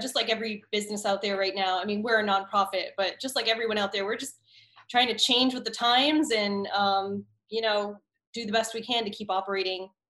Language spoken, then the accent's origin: English; Massachusetts, United States; I was from Eastern Mass, up and down the South Shore. Yep. My Boston accent is gone because I was in theater and chorus, and I had to say my R's, but my whole family has the Boston accent.